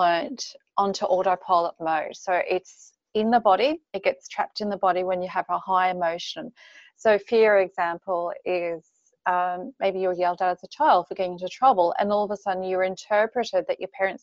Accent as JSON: {"language": "English", "region": "Queensland", "country": "Australia", "tie": "born or raised there", "moved": "as an adult", "lives_now": "Anna Bay, Australia", "said": "I actually live in Anna Bay. I grew up in Queensland."}